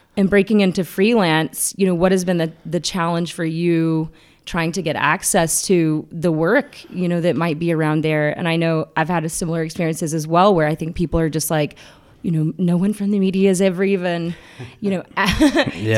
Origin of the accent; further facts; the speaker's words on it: McDonough, Georgia, United States; McDonough, Georgia, which is my hometown